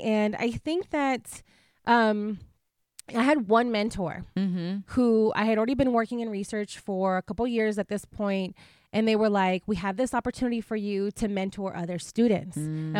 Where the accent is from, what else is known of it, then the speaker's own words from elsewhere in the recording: Imperial Valley, California, United States; also born or lived in Mexicali, Mexico; So I was born in Mexicali, Mexico, mm-hmm. and I was raised in a small border town in California called the Imperial Valley. It's a really small town, and it's about a four-hour drive from here.